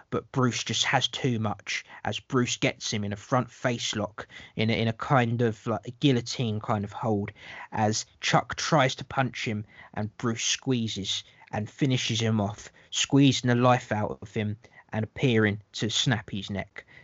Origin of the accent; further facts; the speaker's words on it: London, United Kingdom; I'm the Londoner, uh, just so people know that I'm the Londoner.